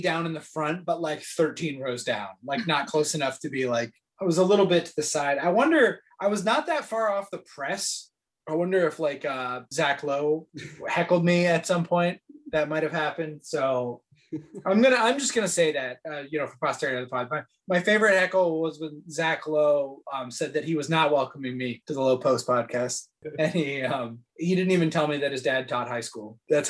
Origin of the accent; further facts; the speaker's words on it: New York, United States; I'm a New Yorker, just like you guys.